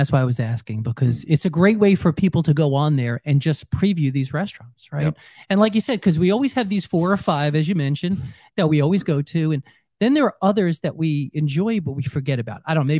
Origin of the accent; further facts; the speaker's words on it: New York, United States; moved away; Well, I'm from New York as well.